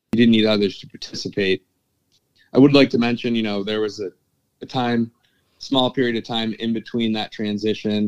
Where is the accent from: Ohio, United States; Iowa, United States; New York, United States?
New York, United States; Pittsford; I grew up in a suburb, Pittsford, New York